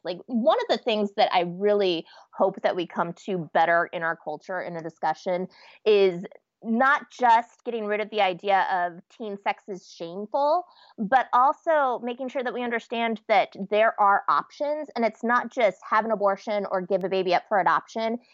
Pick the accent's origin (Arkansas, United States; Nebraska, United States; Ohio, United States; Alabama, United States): Nebraska, United States; moved away as an adult; now in Minnesota, United States; I was raised in Nebraska, pretty uptight kid